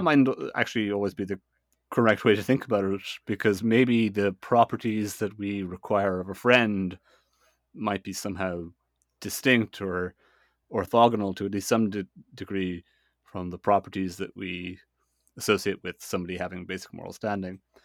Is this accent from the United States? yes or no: no; Ireland; I'm Irish, eh? I kind of live in, in Ireland.